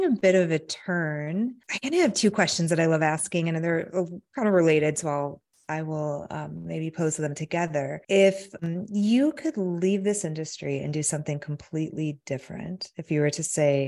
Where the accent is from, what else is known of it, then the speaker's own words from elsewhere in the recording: Michigan, United States; I grew up in Michigan